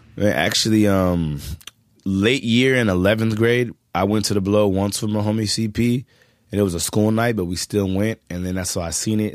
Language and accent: English; Culver City, California, United States; also born or lived in Hollywood, California; I'm from Culver City, California